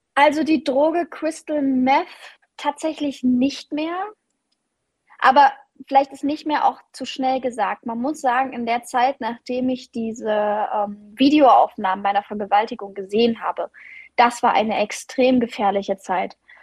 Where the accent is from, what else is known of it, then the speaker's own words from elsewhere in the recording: Leipzig, Saxony, Germany; ich bin eine richtige Leipzigerin. Ich bin in Leipzig aufgewachsen